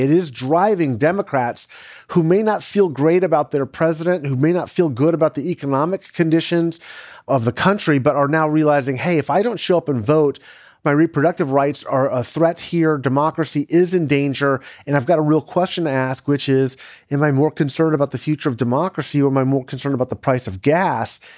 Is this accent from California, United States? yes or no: yes; California, United States; as a Californian